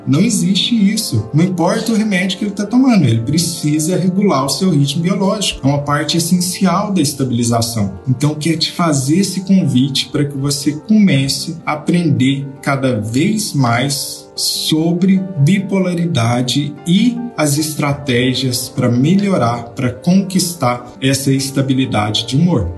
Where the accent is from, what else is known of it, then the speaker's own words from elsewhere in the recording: Minas Gerais, Brazil; eu sou de Minas